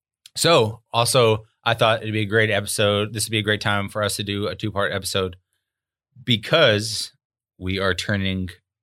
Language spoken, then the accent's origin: English; Arkansas, United States; I grew up in Arkansas in a trailer and double wide most of my life.